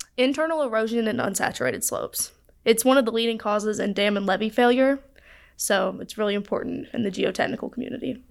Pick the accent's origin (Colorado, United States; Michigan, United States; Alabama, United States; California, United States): Alabama, United States; Chelsea; I'm from Birmingham